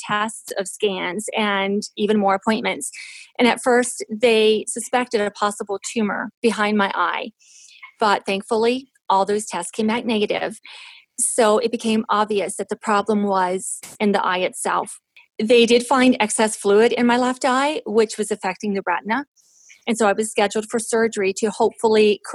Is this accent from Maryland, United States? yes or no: yes; Western Maryland, United States; I was born in Western Maryland, and I was child number 6 in a family of 8 children